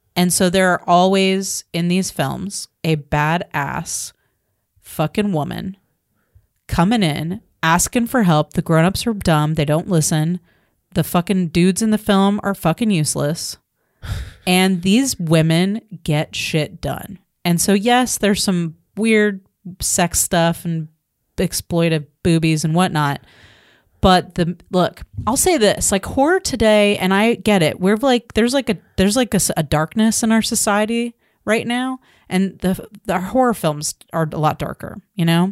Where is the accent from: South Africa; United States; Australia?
United States; as a American woman living in America